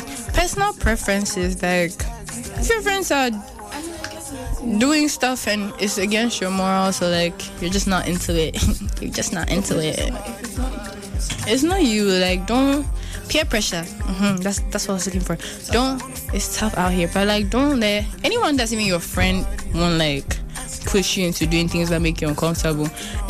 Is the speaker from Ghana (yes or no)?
yes; Ghana; as a Ghanaian, I haven't understood that.